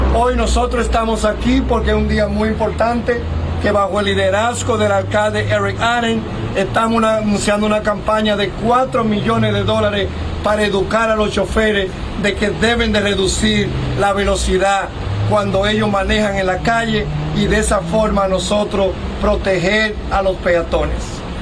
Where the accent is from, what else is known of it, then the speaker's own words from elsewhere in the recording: Mexico; en México